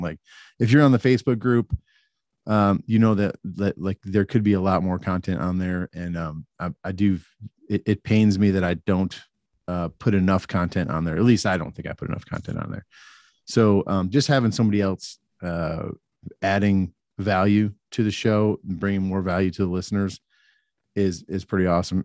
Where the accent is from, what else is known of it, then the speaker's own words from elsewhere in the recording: Atlanta, Georgia, United States; we're both from the Atlanta area